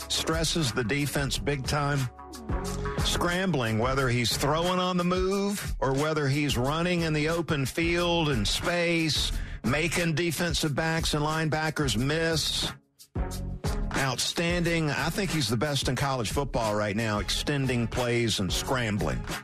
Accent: South Georgia, United States; growing up in South Georgia

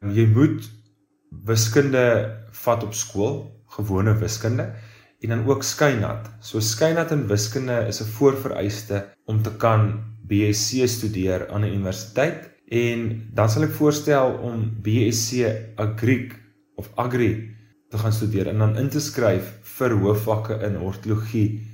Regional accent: Bellville, Western Cape, South Africa; moved away as an adult; also born or lived in Stellenbosch; now in Jeffreys Bay, South Africa; ek is oorspronklik van Bellville in die Wes-Kaap

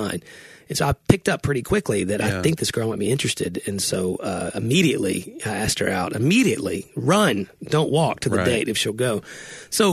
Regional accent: Tennessee, United States; I'm from Tennessee.

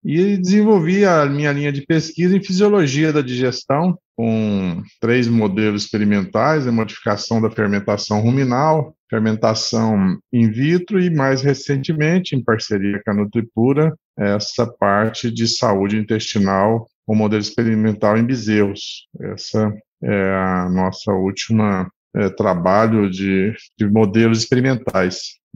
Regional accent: Goiânia, Goiás, Brazil; É, eu sou aqui de Goiás, sou nascido em Goiânia, cursei veterinária aqui na UFG

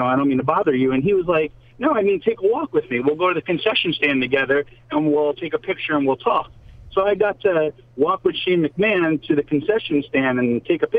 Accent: New Jersey, United States; No, I'm from New Jersey.

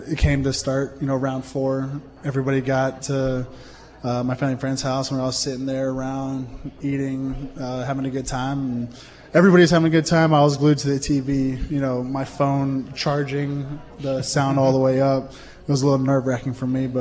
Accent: Philadelphia, Pennsylvania, United States; growing up in the Philadelphia area

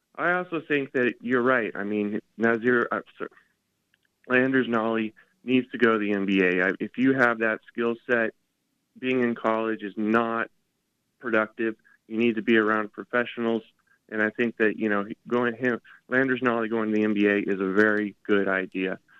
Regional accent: Colorado, United States; growing up in Colorado

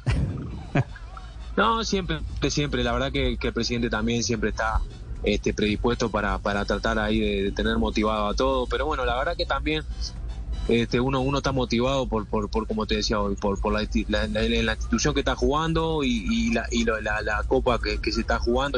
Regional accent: Uruguay; now in Colombia; uno como uruguayo

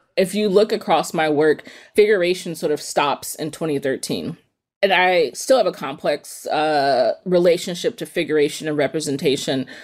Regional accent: East Palo Alto, California, United States; I grew up in East Palo Alto, which is a small city in the peninsula in Northern California

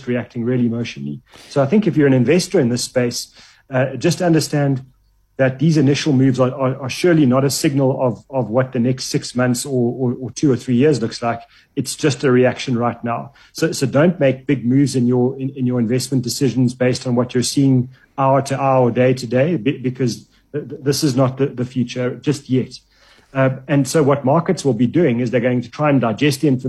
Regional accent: South Africa; we're South African

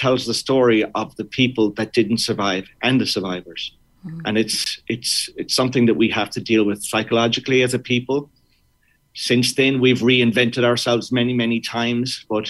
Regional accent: Munster, Ireland; I think even in school, growing up in Kerry, it was something that was touched on.

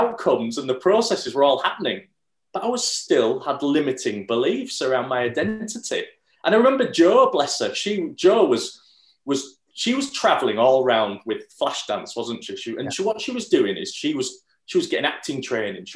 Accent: Bradford, Yorkshire and the Humber, United Kingdom; I'm from Bradford.

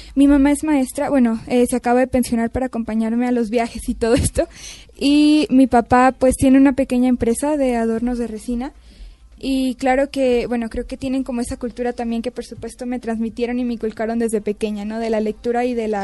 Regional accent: Mexico; also born or lived in Canada; yo soy mexicana

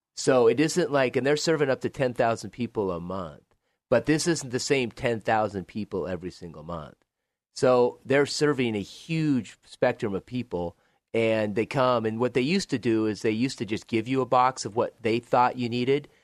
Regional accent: Joseph, Oregon, United States; moved away as an adult; I grew up in Joseph, Oregon, so in northeast part of Oregon, Waukesha County

